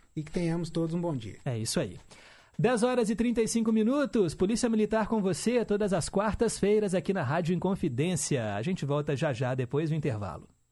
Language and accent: Portuguese; Minas Gerais, Brazil